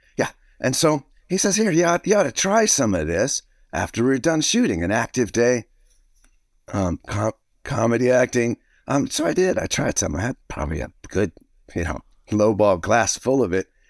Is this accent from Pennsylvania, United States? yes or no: no; Alexandria, Virginia, United States; moved away; my hometown in Alexandria